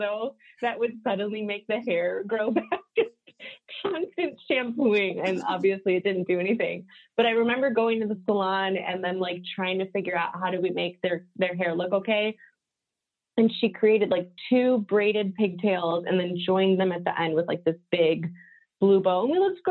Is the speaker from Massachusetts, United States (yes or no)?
no; suburbs of Chicago, Illinois, United States; also born or lived in Solon, Ohio / Cupertino, California; And then in 95, I moved to the suburbs of Chicago. So I've been here the longest. So this is home